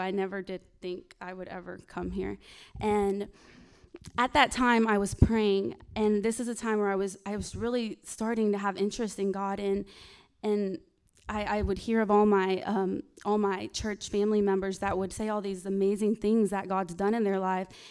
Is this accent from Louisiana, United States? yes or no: yes; Louisiana, United States; moved away; I'm not from here. I'm, um, I'm from Louisiana.